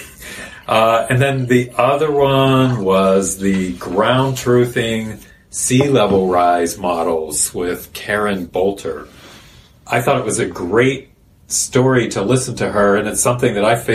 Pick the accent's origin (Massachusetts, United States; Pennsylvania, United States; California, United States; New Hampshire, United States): Pennsylvania, United States; Pittsburgh; Pittsburgh, which is my hometown